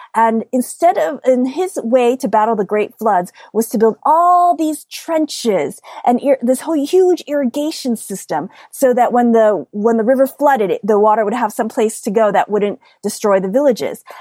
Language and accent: English; upstate New York, United States; I grew up here in the United States and I grew up in upstate New York, which is very, very different than New York City.